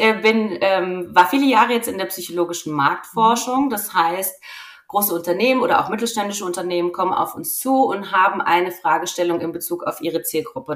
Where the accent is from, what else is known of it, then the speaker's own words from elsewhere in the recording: Rhineland-Palatinate, Germany; now in Franconia, Germany; ich bin Pfälzerin